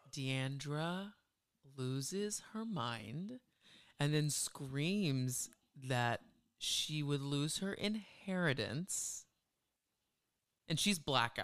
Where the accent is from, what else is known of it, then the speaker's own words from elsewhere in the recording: Dallas, Texas, United States; growing up in the Dallas area, the Metroplex that where we grew up is very white.